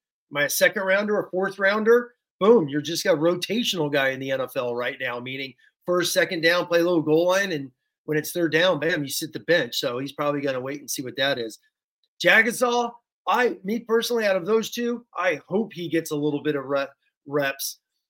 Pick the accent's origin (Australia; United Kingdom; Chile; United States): United States; Southern California; I'm born and raised in Southern California